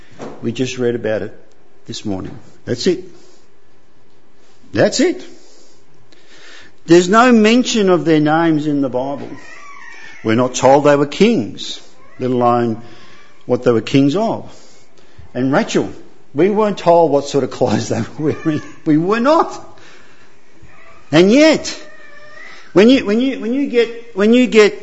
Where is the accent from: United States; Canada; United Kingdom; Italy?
Italy; I'm from Italy, so you have to be a Roman Catholic.